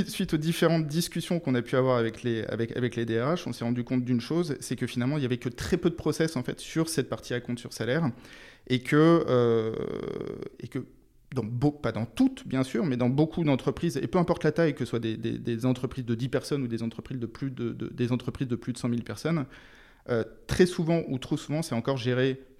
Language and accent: French; Brittany, France; Alors d'abord, je suis breton. Je suis né en Bretagne, donc dans les.